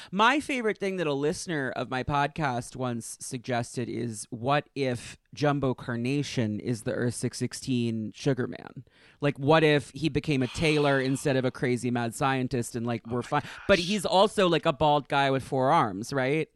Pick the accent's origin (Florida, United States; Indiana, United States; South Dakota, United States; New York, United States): New York, United States; I'm from New York, and I, I lived in the city for ten years.